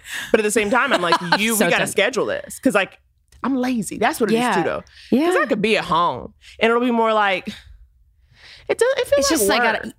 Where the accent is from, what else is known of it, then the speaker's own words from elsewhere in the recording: New York City, New York, United States; I grew up in Harlem, but I went to private